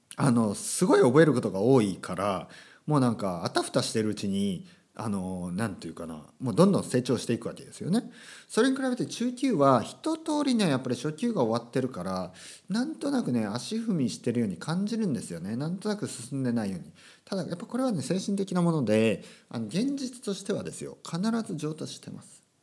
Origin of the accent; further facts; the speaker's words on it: Kyushu countryside, Japan; moved away as an adult; also born or lived in Tokyo; 僕があの九州の田舎から東京に出た